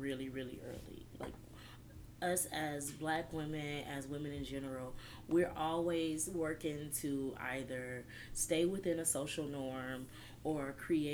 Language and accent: English; Detroit, Michigan, United States; moved away as an adult; now in San Antonio, United States; I'm a transplant from Detroit. I've been living in this city for about 7 years now.